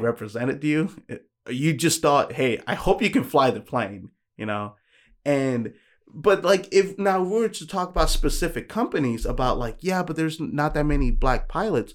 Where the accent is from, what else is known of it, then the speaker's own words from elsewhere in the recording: New York, United States; I'm from New York